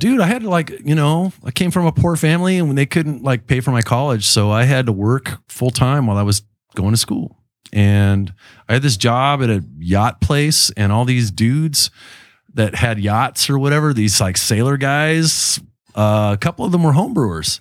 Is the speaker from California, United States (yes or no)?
yes; Chula Vista, California, United States; born and raised in Chula Vista, Bay General Hospital